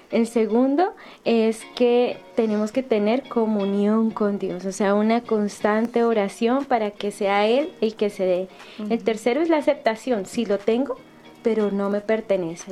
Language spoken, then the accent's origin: Spanish; Bogotá, Colombia; moved away; estuve en mi ciudad natal en Bogotá